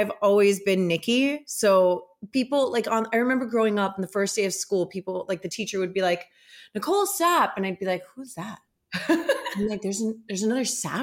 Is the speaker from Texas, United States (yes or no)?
no; Kendall, Florida, United States; also born or lived in Los Angeles; I grew up in Kendall and I went like public school the whole way